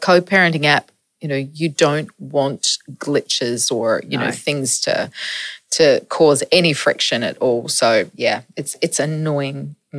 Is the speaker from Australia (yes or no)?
yes; Adelaide, South Australia, Australia; now in Melbourne, Australia; Adelaide's my hometown. Melbourne is my adopted town.